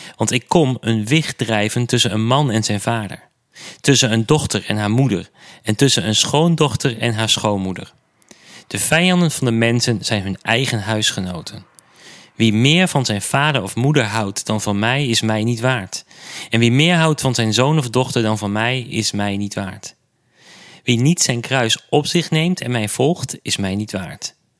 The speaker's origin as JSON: {"language": "Dutch", "town": "Enschede", "region": "Overijssel", "country": "Netherlands", "tie": "born or raised there", "said": "mijn geboortestad Enschede"}